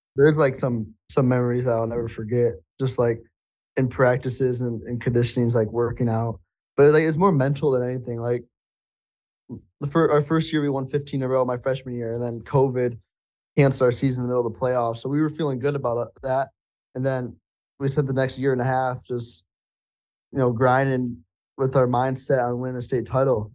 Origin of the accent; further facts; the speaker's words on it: Flint and Saginaw area, Michigan, United States; Flint and Saginaw in our area